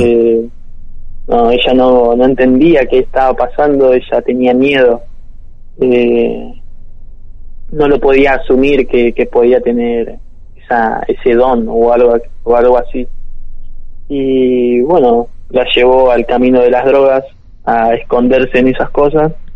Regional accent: Buenos Aires, Argentina; now in Santos Lugares, Argentina; nací acá en Argentina, eh, pero en Capital.

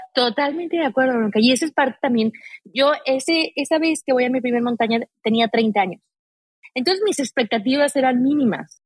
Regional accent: Aguascalientes, Mexico; yo soy de Aguascalientes, eh, donde no hay montañas

